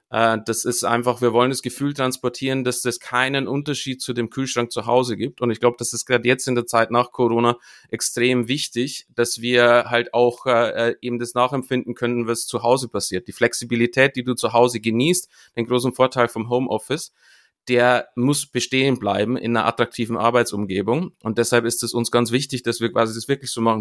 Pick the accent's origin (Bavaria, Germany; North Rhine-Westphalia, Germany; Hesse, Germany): Bavaria, Germany; Munich; in München, wo, wo ich herkomme